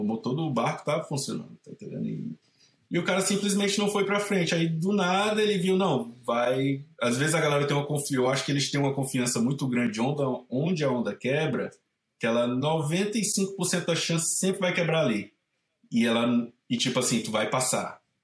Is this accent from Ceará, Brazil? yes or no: yes; Caucaia, Ceará, Brazil; moved away as an adult; also born or lived in Santa Barbara, California; now in San Francisco, United States; eu sou de uma cidade chamada Calcaia. Ela fica bem na costa, tipo assim, o centrinho fica a 7 km da praia. Eu cresci nesse centrinho